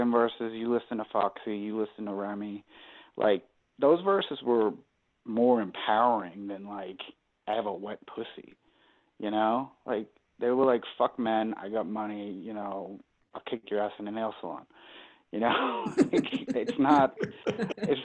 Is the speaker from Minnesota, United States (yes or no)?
no; Boston, Massachusetts, United States; I'm from Boston